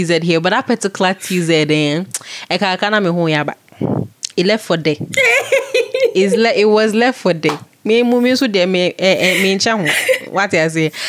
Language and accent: English; Germany; now in Accra, Ghana; I was born in Germany.